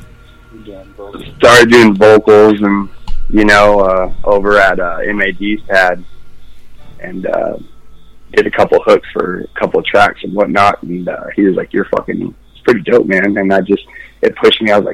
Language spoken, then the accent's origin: English; Mojave, California, United States; growing up in Mojave, California